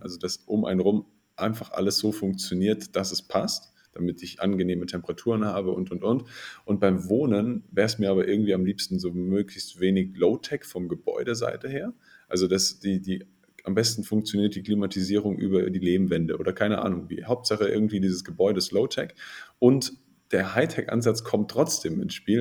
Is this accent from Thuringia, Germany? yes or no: no; Bavaria, Germany; bei uns in Bayern